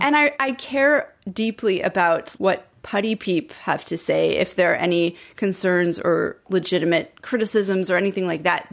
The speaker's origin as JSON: {"language": "English", "town": "Montreal", "region": "Quebec", "country": "Canada", "tie": "born or raised there", "moved": "yes", "said": "I grew up in Montreal"}